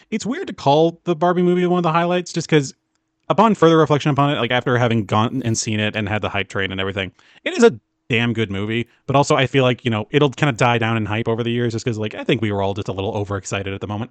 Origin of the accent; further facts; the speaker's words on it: the South, United States; moved away; I'm from the South, and I recently moved back to the South